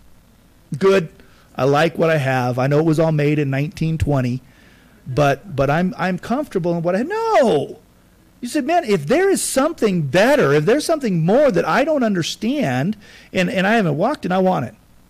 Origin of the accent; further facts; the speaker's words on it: United States; I'm American